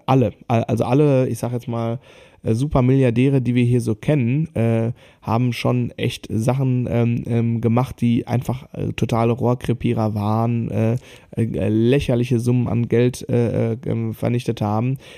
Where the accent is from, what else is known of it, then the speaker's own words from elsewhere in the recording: Germany; bei uns in Deutschland